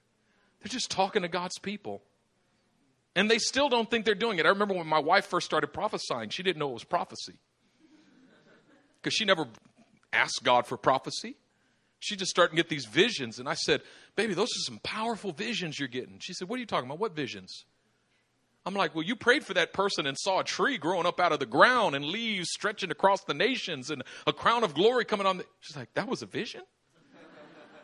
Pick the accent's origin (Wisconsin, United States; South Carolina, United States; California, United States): California, United States; Oakland; I grew up in East Oakland